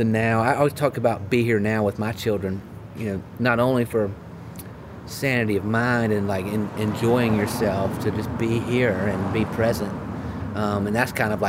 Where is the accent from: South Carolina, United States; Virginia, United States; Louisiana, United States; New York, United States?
South Carolina, United States; Rock Hill; I grew up in Rock Hill